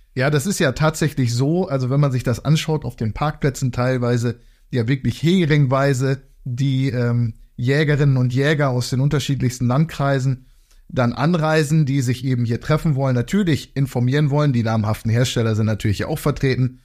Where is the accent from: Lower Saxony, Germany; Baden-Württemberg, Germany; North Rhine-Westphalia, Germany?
Lower Saxony, Germany; Emsland; wie man bei uns im Emsland sagt